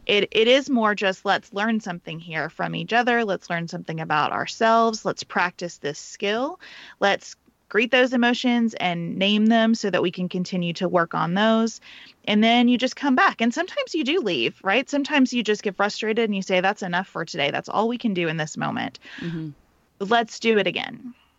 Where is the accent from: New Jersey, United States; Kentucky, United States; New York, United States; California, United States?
Kentucky, United States; Western; I grew up in Western Kentucky.